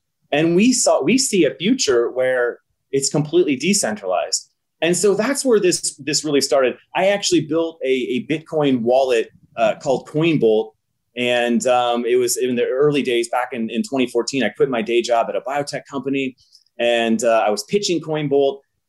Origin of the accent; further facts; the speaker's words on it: Nebraska, United States; I'm a software engineer, born and raised in Nebraska.